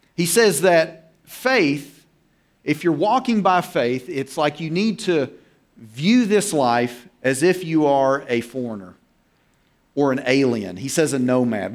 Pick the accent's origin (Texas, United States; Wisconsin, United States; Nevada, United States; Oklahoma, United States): Oklahoma, United States; I'm from Oklahoma and, you know, Tornado Alley.